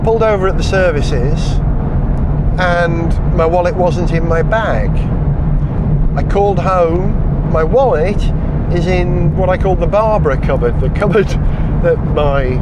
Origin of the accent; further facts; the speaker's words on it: Wales, United Kingdom; as a Welshman